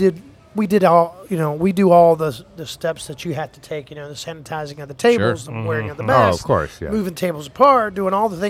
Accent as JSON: {"language": "English", "town": "Wilmington", "region": "North Carolina", "country": "United States", "tie": "born or raised there", "also_born_or_lived": "Minneapolis, Minnesota", "moved": "as an adult", "lives_now": "Cleveland, United States", "said": "I grew up in North Carolina"}